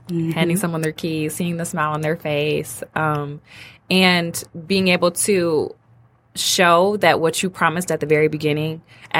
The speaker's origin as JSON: {"language": "English", "town": "Detroit", "region": "Michigan", "country": "United States", "tie": "born or raised there", "also_born_or_lived": "Ann Arbor", "moved": "as an adult", "lives_now": "Royal Oak, United States", "said": "So my heart is in Detroit. I'm from Detroit, born and raised on the west side."}